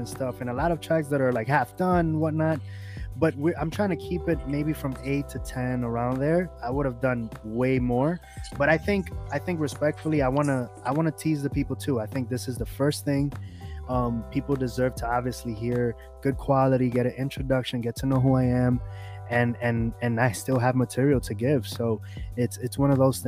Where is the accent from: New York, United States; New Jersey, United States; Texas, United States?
New York, United States; New York City; I was born and raised in New York